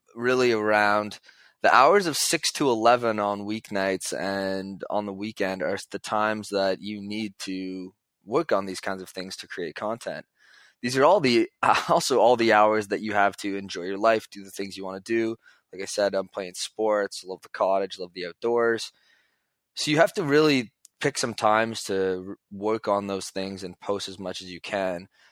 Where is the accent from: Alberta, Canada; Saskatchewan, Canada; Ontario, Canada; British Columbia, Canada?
Ontario, Canada; Toronto; I'm from Toronto